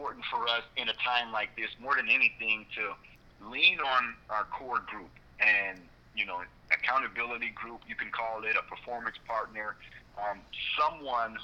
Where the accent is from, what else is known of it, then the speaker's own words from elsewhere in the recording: Port Arthur, Texas, United States; growing up in Port Arthur, where I was surrounded by drug abuse, addictions, violence, economic ruins